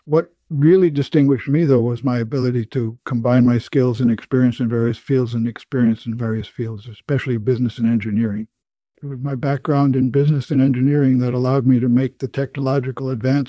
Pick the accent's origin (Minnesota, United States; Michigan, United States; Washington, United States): Minnesota, United States; Well, I was born in Minnesota on October 16th, 1930. My parents were farm people, and I spent my childhood on a farm working with the animals, plowing and planting.